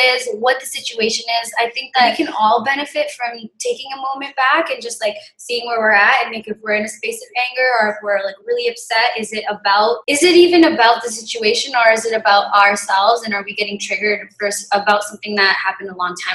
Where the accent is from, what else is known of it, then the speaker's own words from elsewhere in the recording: New Westminster, British Columbia, Canada; also born or lived in Victoria / Vancouver; I grew up in New West, so I grew up quite privileged